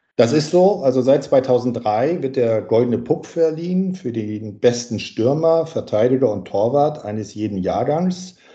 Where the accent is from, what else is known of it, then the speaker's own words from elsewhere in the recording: Winsen, Lower Saxony, Germany; ich komme aus Norddeutschland, also südlich von Hamburg, aus Winsen-Luhe